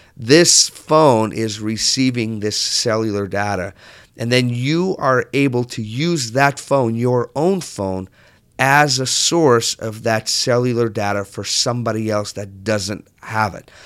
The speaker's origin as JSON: {"language": "English", "region": "southern Portugal", "country": "Portugal", "tie": "born or raised there", "moved": "yes", "said": "when I grew up in Portugal, I grew up on the south part of Portugal"}